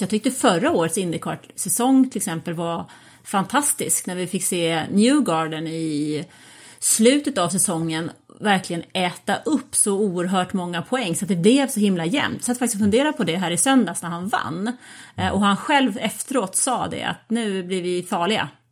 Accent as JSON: {"language": "Swedish", "country": "Sweden", "said": "jag är ju liksom svensk"}